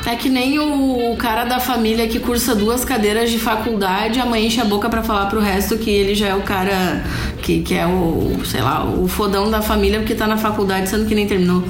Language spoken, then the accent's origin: Portuguese; Rio Grande do Sul, Brazil; a gente é gaúcho